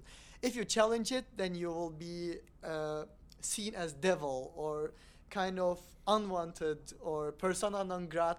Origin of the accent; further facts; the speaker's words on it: Turkey; moved away; I'm from Turkey. I'm a secular Muslim.